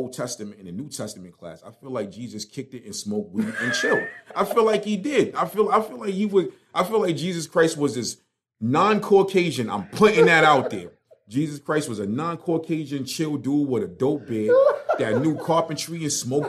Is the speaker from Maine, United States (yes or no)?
no; New York City, New York, United States; moved away as an adult; now in North Carolina, United States; I grew up in Brooklyn. I've known Jewish people with pale white skin in Crown Heights where I grew up.